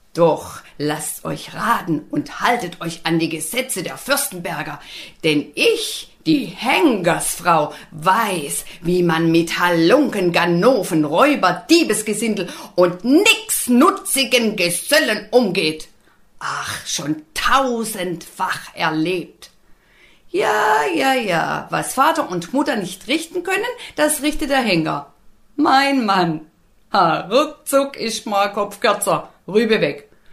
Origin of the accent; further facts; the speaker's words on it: Black Forest, Baden-Württemberg, Germany; ich bin eine waschechte Schwarzwälderin. Ich lieb und leb und schätze meine Heimat